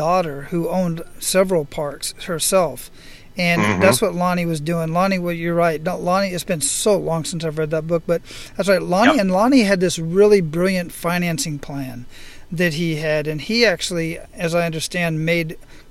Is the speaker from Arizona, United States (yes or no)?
yes; Phoenix, Arizona, United States; Growing up in Phoenix, Arizona, in that part of the world, I lived in a mobile home park